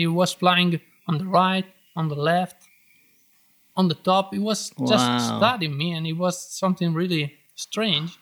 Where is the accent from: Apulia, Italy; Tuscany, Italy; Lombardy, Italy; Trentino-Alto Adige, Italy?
Trentino-Alto Adige, Italy; English is a second language; moved away; I born in Trentino and I was flying there, my home area